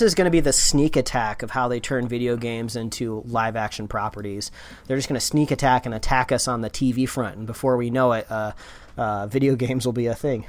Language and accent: English; Indiana, United States; we grew up in the Midwest in Indiana